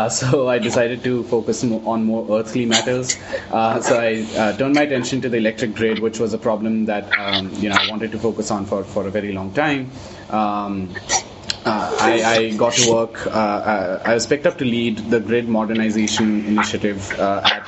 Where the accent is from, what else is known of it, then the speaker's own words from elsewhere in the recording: Delhi, India; moved away as an adult; also born or lived in United States; I was obviously born and brought up in Delhi, in India